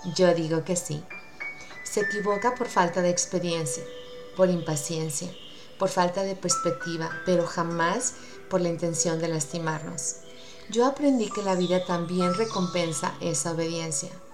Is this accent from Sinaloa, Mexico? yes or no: yes; Mazatlán, Sinaloa, Mexico; soy de México